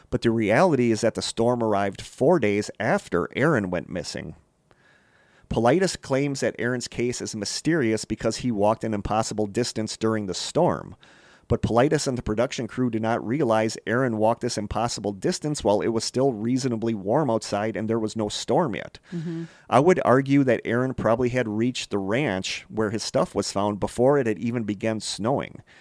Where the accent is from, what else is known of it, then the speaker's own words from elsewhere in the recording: Idaho, United States; Yes, I know. I'm from that area. I'm from I'm from Idaho.